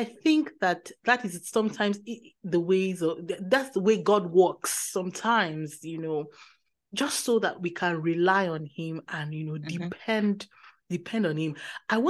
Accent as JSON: {"language": "English", "country": "Nigeria", "moved": "yes", "lives_now": "Germany", "said": "I'm in Germany. And many times when things happen, initially when, you know, my son is sick, the first thing, you know, as a Nigerian"}